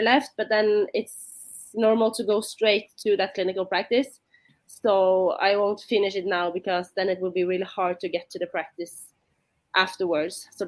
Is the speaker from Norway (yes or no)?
yes; Bergen, Vestland, Norway; English is a second language; moved away as an adult; now in Oslo, Norway; My hometown is Bergen. It's on the other side of the country